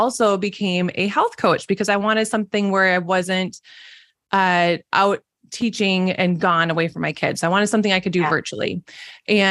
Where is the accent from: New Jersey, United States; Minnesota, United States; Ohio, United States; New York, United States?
Minnesota, United States; accent: Minnesotan; I live in Minnesota, if you can tell by my Minnesotan accent